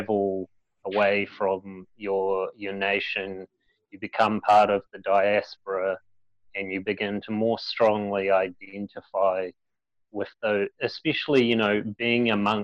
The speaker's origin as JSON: {"language": "English", "town": "Christchurch", "region": "Canterbury", "country": "New Zealand", "tie": "born or raised there", "said": "I was born here in Christchurch in the same hospital as Mike"}